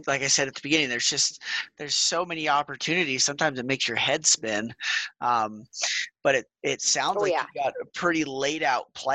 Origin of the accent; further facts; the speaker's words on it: Wyoming, United States; growing up in Wyoming